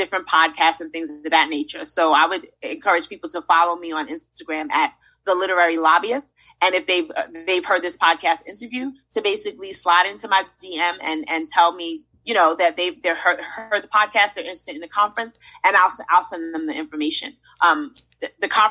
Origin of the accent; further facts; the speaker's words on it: New York City, New York, United States; now in Charlotte, United States; I'm from Brooklyn, so I always root for Brooklyn